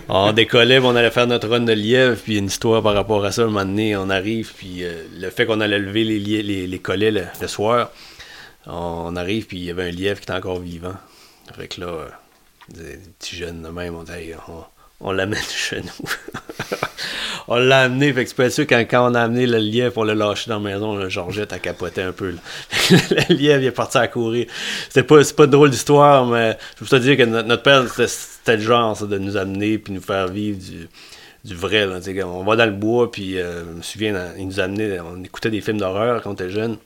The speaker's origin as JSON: {"language": "French", "area": "Matapedia Valley, Gaspésie", "region": "Quebec", "country": "Canada", "said": "un gars du Riverside, matapédien, gaspésien, québécois"}